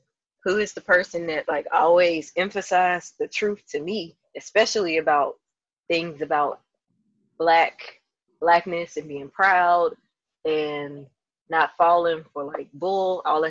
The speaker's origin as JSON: {"language": "English", "town": "Jackson", "region": "Mississippi", "country": "United States", "tie": "born or raised there"}